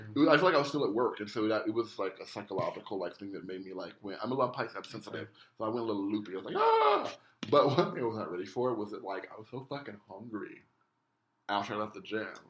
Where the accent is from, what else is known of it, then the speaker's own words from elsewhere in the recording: Denver, Colorado, United States; I grew up in Denver, Colorado